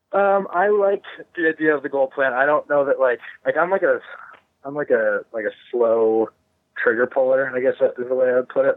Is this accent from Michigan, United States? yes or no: yes; Grand Rapids, Michigan, United States; moved away; I'm from Grand Rapids